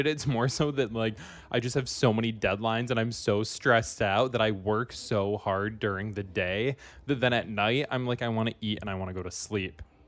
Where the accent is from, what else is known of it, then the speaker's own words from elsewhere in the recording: Michigan, United States; I'm from Michigan.